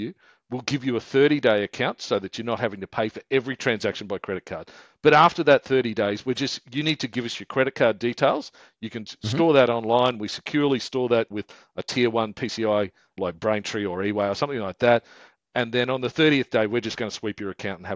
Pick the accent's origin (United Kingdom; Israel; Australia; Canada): Australia; Queensland; we're from Queensland